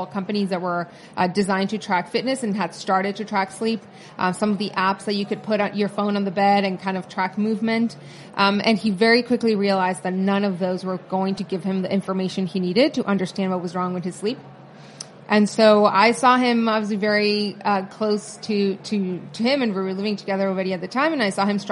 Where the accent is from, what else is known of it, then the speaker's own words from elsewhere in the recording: Tijuana, Baja California, Mexico; moved away as an adult; now in New York, United States; I grew up in Tijuana in the border with California.